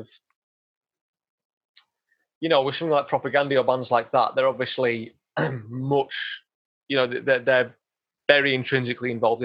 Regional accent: Yorkshire and the Humber, United Kingdom; I am from Yorkshire

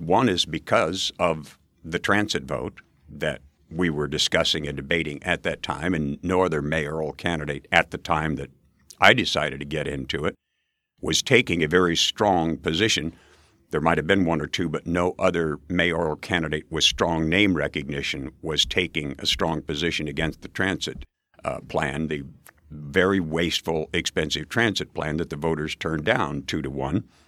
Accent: Valentine, Nebraska, United States; moved away as an adult; also born or lived in Edwardsville, Illinois; Outside of Valentine, Nebraska, population 2,600 went to a country school

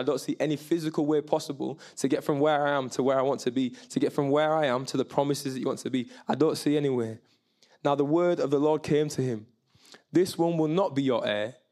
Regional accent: Bradford, Yorkshire and the Humber, United Kingdom; I'm from Bradford. I'm proudly Jamaican, proudly English, proudly from West Yorkshire

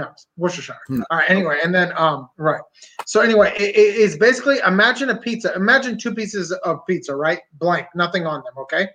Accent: Pennsylvania, United States; I'm from Pennsylvania

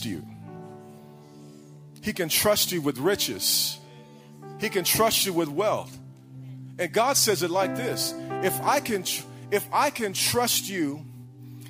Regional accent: Illinois, United States; now in Texas, United States; I grew up in Illinois, so you had some ridiculous winters

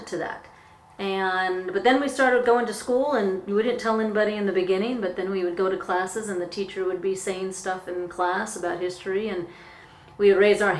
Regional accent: Anchorage, Alaska, United States; I grew up in Alaska. I grew up in Anchorage, Alaska

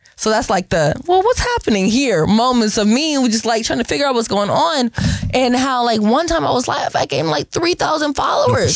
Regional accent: Seattle, Washington, United States; I'm born and raised in Seattle

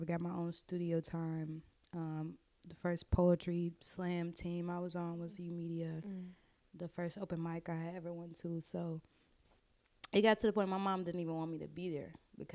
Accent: Chicago, Illinois, United States; I'm from the west side of Chicago. I grew up all over the city

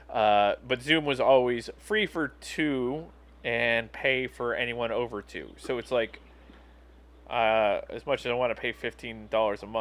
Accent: Wales, United Kingdom; I apologize for me being Welsh and cheap

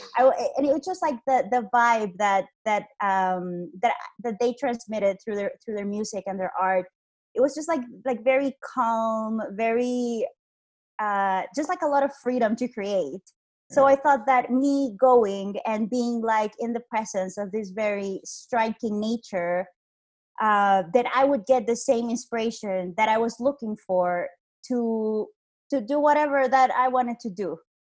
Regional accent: Honduras; moved away as an adult; also born or lived in Iceland; I am from Honduras. Uh, I was born here. I'm actually here right now, and I lived here for 23 years of my life.

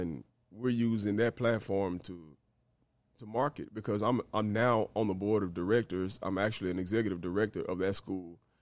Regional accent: Greenville, Mississippi, United States; now in Memphis, United States; I'm originally from Greenville, Mississippi

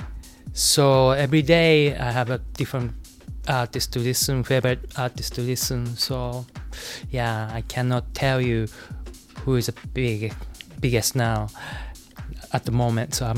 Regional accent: Japan; English is a second language; now in New York City, United States; I'm from Japan, I'm Japanese

